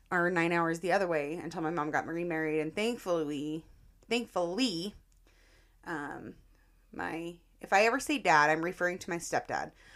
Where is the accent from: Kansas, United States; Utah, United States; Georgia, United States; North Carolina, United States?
Utah, United States; Roy; my hometown of Roy